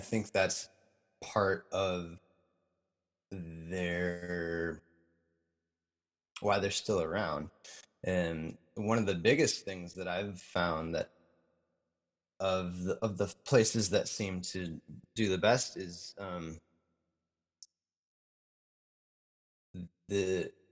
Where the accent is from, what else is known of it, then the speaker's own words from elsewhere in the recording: Minneapolis–Saint Paul, Minnesota, United States; moved away; I grew up in the Twin Cities. I have family here.